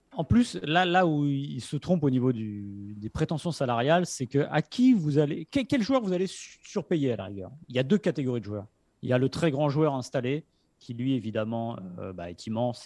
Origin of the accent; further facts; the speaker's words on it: France; quand on est français